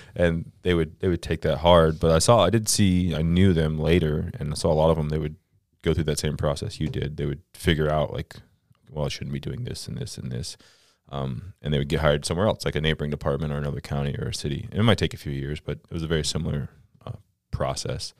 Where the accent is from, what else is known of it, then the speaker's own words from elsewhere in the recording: Central Florida, United States; moved away as an adult; I'm from Central Florida